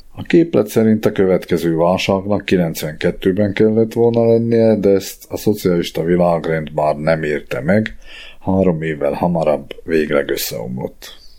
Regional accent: Dolné Saliby, Trnava Region, Slovakia; also born or lived in Bratislava; now in Rimavská Sobota, Slovakia; Egy mácsosföldi faluban alsó szenében nevelkedtem

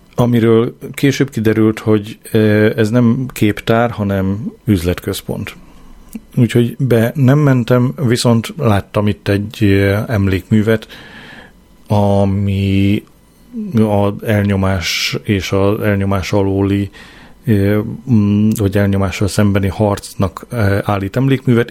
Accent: Hungary; én nem mertem megszólalni, ö, magyarként

